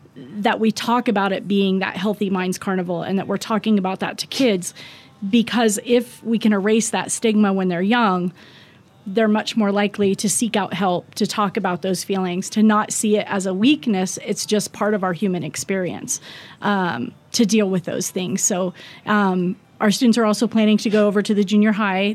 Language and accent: English; Ohio, United States; now in Wyoming, United States; we're both from Ohio